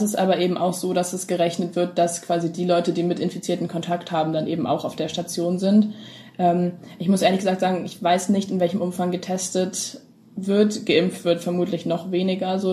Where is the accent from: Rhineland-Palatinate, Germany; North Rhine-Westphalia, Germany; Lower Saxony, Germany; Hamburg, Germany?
Hamburg, Germany; ich komme aus Hamburg